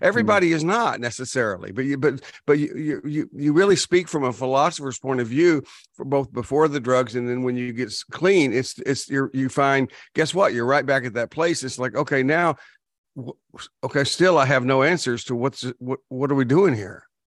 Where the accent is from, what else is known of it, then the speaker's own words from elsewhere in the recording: Texas, United States; I'm from Texas